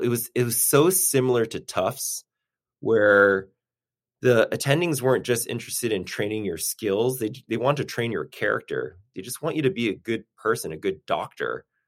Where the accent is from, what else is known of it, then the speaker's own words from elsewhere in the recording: Newton, Massachusetts, United States; also born or lived in Boston; now in Burbank, United States; born and raised in Boston, grew up in Newton, Massachusetts